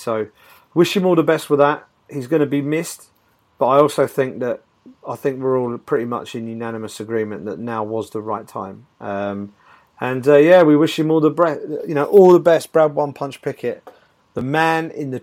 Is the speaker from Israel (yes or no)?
no; United Kingdom; as a British journalist